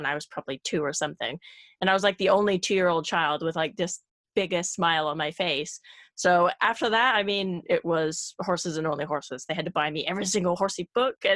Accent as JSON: {"language": "English", "region": "California", "country": "United States", "tie": "born or raised there", "also_born_or_lived": "Belgium", "moved": "as an adult", "said": "the small town that I grew up in California"}